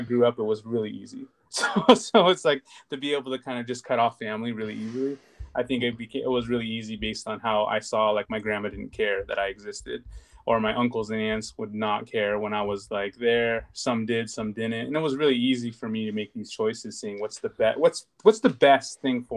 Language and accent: English; United States; I'm very American. I grew up here